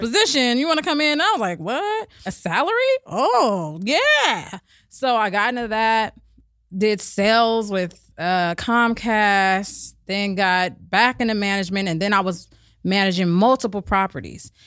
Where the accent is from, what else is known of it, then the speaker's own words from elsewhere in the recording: Berkeley, California, United States; also born or lived in Oakland; I actually grew up between Berkeley and Oakland